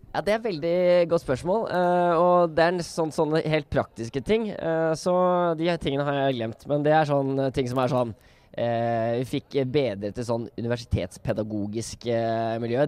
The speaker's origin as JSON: {"language": "Norwegian", "region": "Oslo", "country": "Norway", "said": "jeg kommer fra Oslo"}